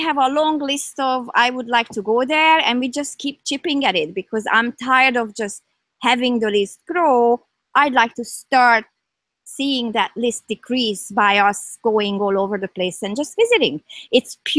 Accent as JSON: {"language": "English", "country": "Hungary", "also_born_or_lived": "Toronto area, Canada", "moved": "yes", "lives_now": "Canada", "said": "I'm from Hungary. So my roots are here"}